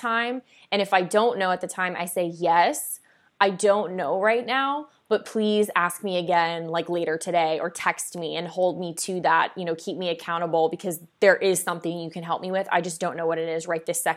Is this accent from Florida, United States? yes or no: yes; South Florida, United States; I grew up, I grew up in South Florida